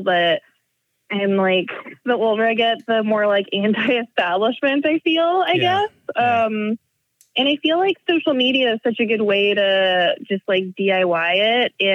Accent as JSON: {"language": "English", "town": "Montreal", "region": "Quebec", "country": "Canada", "moved": "as an adult", "lives_now": "Toronto, Canada", "said": "I'm from Toronto in Canada, and originally from Montreal, so I do speak French"}